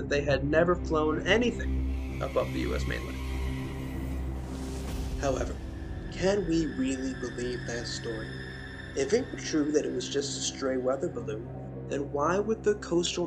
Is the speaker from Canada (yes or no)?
yes; Canada; I'm Canadian